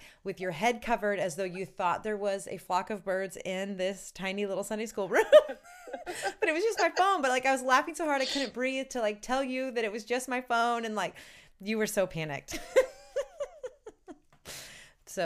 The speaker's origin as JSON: {"language": "English", "town": "St. Louis", "region": "Missouri", "country": "United States", "tie": "born or raised there", "said": "I was born and raised in St. Louis"}